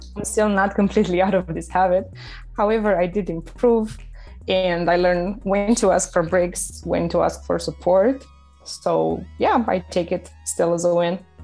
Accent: Romania; moved away as an adult; when I was transitioning from Romania to moving abroad

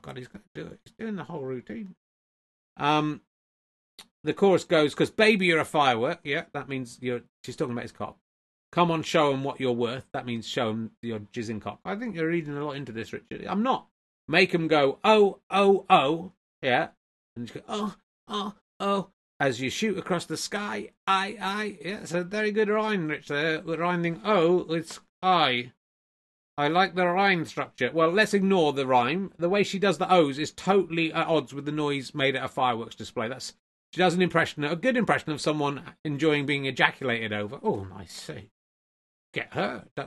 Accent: the Southwest, South West England, United Kingdom; when I was growing up in the Southwest

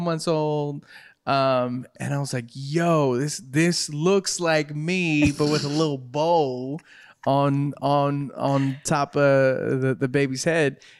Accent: California, United States; I'm from Cali

